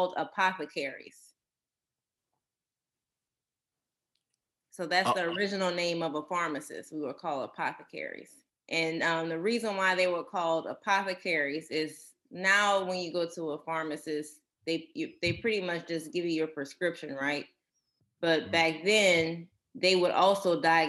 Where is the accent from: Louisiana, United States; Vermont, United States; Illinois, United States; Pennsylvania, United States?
Louisiana, United States; growing up in Louisiana, you're kind of used to the normal procedures that you would do during a hurricane